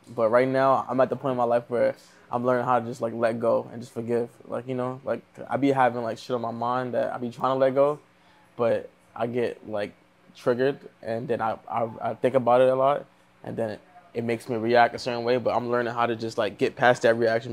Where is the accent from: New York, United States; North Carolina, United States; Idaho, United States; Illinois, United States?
New York, United States; New York City; moved away as an adult; now in Los Angeles, United States; all over, but mostly Far Rockaway